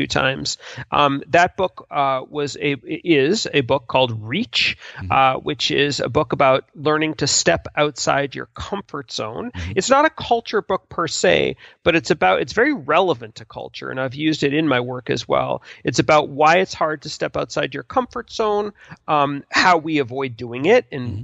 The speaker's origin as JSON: {"language": "English", "country": "United States", "tie": "born or raised there", "said": "I'm American born. I live in the United States."}